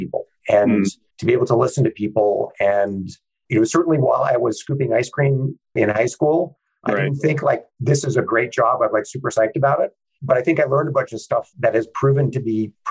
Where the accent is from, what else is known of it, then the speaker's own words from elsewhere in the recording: Santa Barbara, California, United States; I grew up in Santa Barbara, California